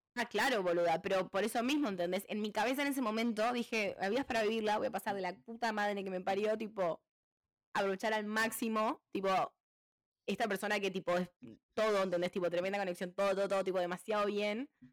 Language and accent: Spanish; Uruguay; moved away; Y yo le dije de Uruguay